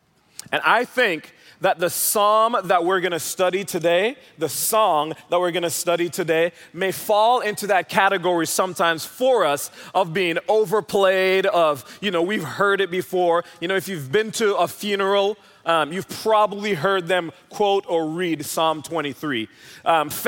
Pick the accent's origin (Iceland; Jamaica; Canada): Jamaica; now in Dallas, United States; I'm originally from Jamaica, if you're wondering where the accent is from.